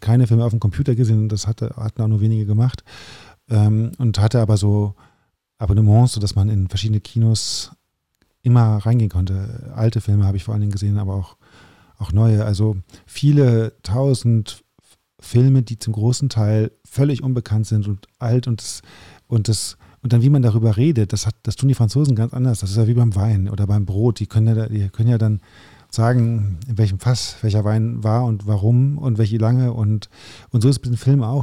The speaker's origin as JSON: {"language": "German", "country": "Germany", "also_born_or_lived": "Paris, France", "said": "natürlich bin ich Deutscher und habe einfach auch viel Deutsches"}